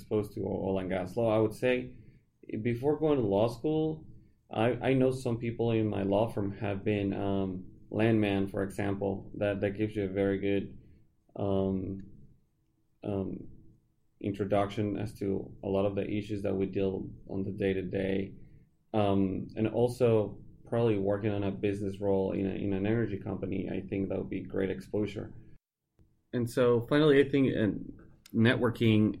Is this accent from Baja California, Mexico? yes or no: no; Mexico City, Mexico; moved away as an adult; also born or lived in Austin, Texas / Champaign, Illinois / Dallas, Texas; now in Houston, United States; I was born and raised in Mexico City, and I came to the U.S.